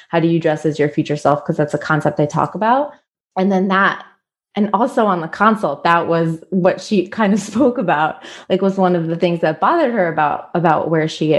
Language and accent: English; New York, United States; now in Israel; I'm American, I'm from New York, born and raised